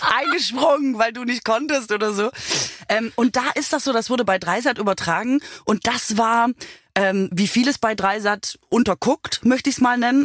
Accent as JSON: {"language": "German", "region": "Swabia", "country": "Germany", "moved": "yes", "lives_now": "Berlin, Germany", "said": "Ich bin ja Schwäbin"}